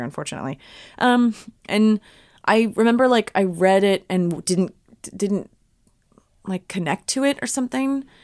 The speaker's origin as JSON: {"language": "English", "town": "Cherry Hill", "region": "New Jersey", "country": "United States", "tie": "born or raised there", "said": "I grew up in Cherry Hill, New Jersey"}